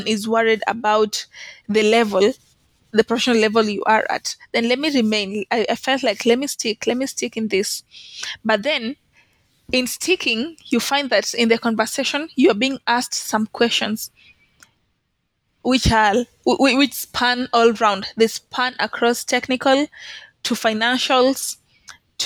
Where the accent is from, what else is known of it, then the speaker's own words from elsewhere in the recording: Kenya; I'm a student, I'm from Kenya